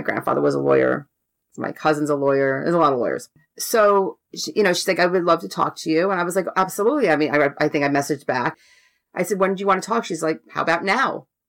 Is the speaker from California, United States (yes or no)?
no; Rockville Centre, New York, United States; born there; and I was born in Rockville Center.